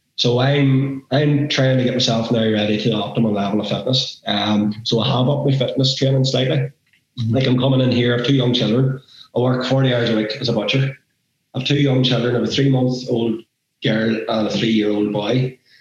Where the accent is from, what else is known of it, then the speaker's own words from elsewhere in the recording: Northern Ireland, United Kingdom; We're referees from Northern Ireland.